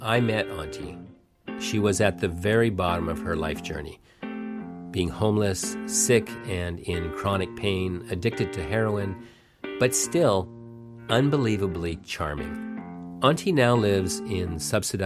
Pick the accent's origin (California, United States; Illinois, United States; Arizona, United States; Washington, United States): Washington, United States; Seattle